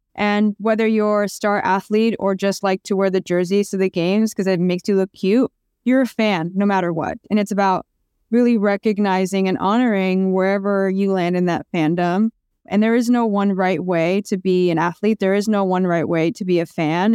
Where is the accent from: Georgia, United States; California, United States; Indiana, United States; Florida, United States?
California, United States; Orange County; also born or lived in Asunción, Paraguay / Pasadena, California; I grew up in Orange County